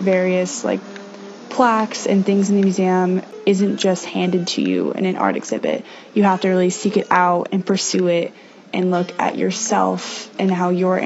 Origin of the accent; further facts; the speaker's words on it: Bainbridge Island, Washington, United States; I am from Bainbridge Island, Washington